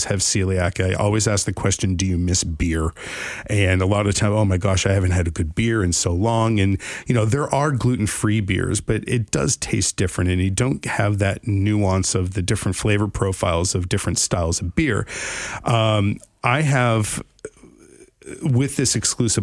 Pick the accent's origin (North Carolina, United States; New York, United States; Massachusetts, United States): Massachusetts, United States; Worcester; also born or lived in Ashford, Connecticut / Manchester, Connecticut / Los Angeles, California; now in West Haven, United States; I'm a Worcester boy, born and raised